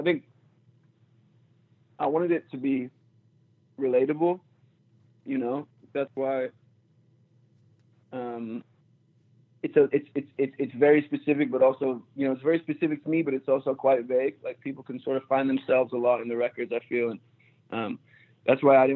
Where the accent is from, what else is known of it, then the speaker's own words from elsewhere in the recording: Philadelphia, Pennsylvania, United States; moved away as an adult; also born or lived in Manchester, England / Boston; I moved to Philly when I was like 4